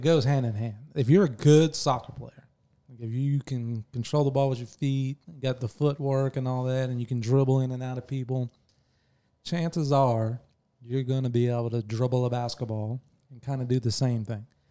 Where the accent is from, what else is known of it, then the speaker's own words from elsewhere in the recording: Bartow, Florida, United States; I grew up in Bartow in the nineties, early nineties